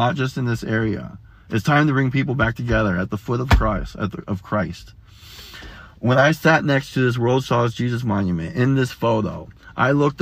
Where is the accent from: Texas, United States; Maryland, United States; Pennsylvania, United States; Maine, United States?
Texas, United States; now in Florida, United States; I grew up in Texas